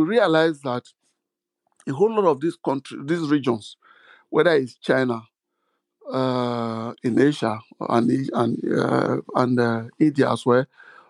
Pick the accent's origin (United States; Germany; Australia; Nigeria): Nigeria; I'm from Nigeria